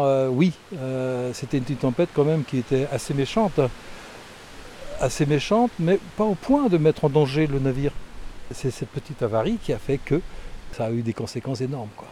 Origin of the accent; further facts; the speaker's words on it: Brittany, France; Quand on est breton, on en est à 80% marin.